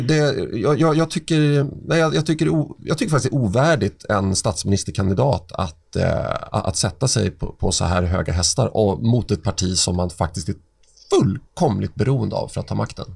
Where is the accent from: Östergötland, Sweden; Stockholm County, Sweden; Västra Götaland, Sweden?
Stockholm County, Sweden; Stockholm; jag är uppväxt i Oscars församling på Östermalm